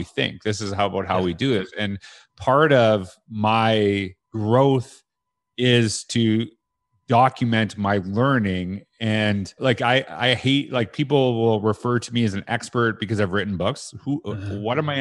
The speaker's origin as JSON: {"language": "English", "country": "Canada", "said": "I had that in Canada. I said that as a teacher"}